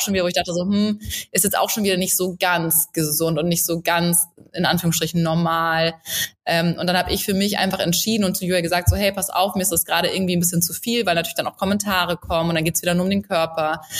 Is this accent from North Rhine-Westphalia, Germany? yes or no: no; south of Hamburg, Lower Saxony, Germany; moved away as an adult; also born or lived in Munich; ich komme ursprünglich aus Hamburg, aber ich komme aus dem Süden von Hamburg, ja. offiziell ist es Niedersachsen, also an der Grenze ja. aufgewachsen.